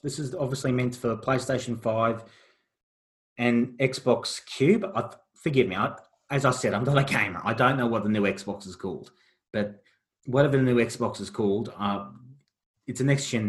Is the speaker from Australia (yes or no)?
yes; Australia; as an Australian